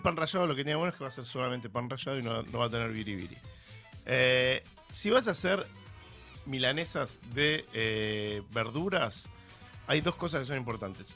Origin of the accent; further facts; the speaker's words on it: Argentina; madres argentinas como yo